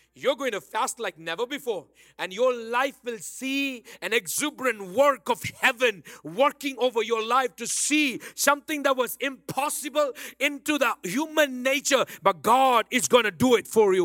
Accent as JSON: {"language": "English", "town": "Bangalore", "region": "Karnataka", "country": "India", "accent": "Bangalore", "moved": "yes", "lives_now": "Dallas, United States", "said": "my original Bangalore, na, my Bangalore accent"}